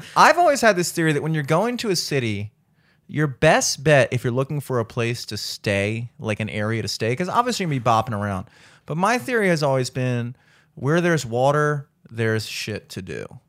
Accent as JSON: {"language": "English", "region": "the South", "country": "United States", "said": "I'm from the South"}